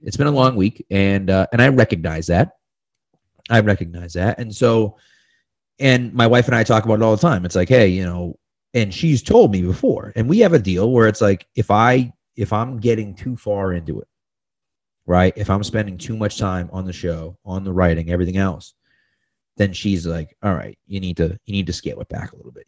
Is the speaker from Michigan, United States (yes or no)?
no; Massachusetts, United States; I'm from Massachusetts